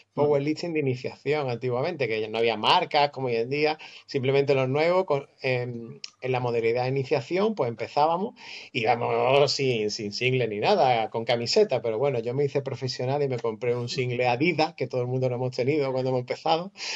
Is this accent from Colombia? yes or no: no; Málaga, Andalusia, Spain; vivo en Málaga, nacido en Málaga, de madre argentina